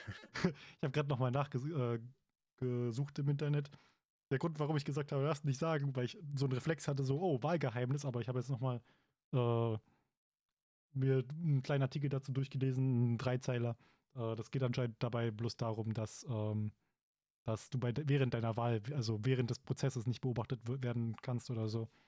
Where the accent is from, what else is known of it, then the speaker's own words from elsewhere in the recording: Germany; hier bei uns in Deutschland